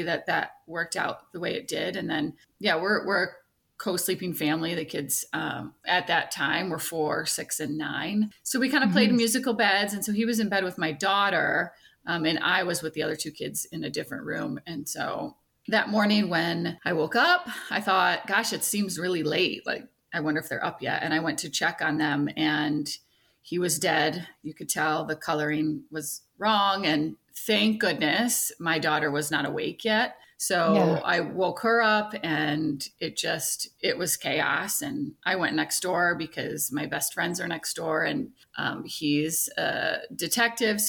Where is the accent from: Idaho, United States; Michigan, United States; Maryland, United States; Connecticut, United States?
Michigan, United States; moved away as an adult; also born or lived in Arizona; I'm from Michigan